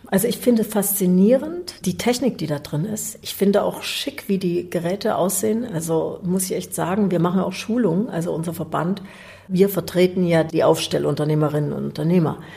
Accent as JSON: {"language": "German", "region": "East Germany", "country": "Germany", "tie": "born or raised there", "said": "Ich bin in der DDR groß geworden."}